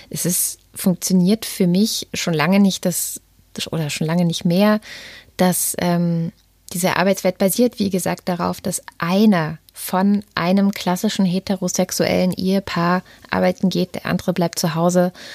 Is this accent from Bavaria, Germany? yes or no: no; Baden-Württemberg, Germany; also born or lived in East Germany (GDR); now in Berlin, Germany; aus meiner baden-württembergischen Kindheit, also ich bin ja 89 nach Baden-Württemberg gekommen